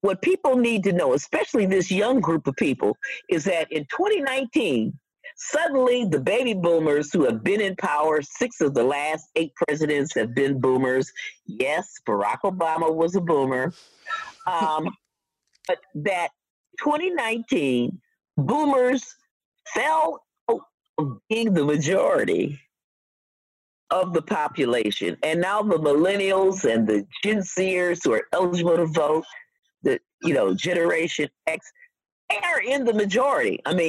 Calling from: Wisconsin, United States; You know, I'm speaking from Wisconsin, and so I think people have to look at where their votes are

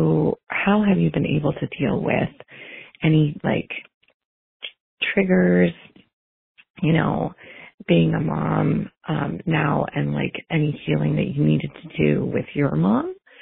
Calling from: California, United States; Hi, Rachel. I am calling from California.

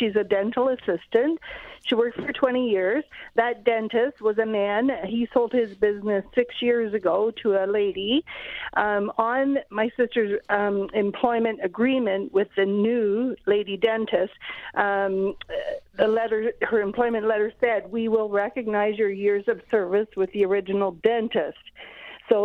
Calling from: Ontario, Canada; I'm calling from Ontario, but I'm calling on behalf of my sister who lives in Alberta.

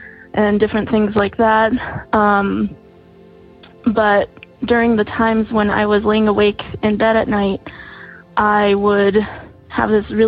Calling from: Santa Fe, New Mexico, United States; I'm calling from Santa Fe, New Mexico.

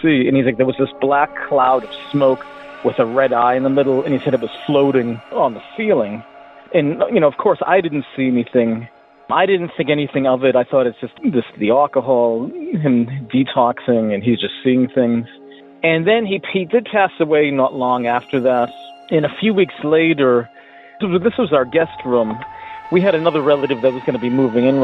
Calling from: Hartford, Connecticut, United States; I'm calling from Hartford, Connecticut

